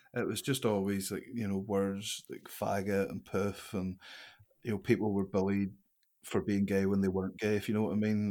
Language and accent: English; Larne, Northern Ireland, United Kingdom; I grew up in Larne, uh, a slice of Curran Castle. It's a wee village just outside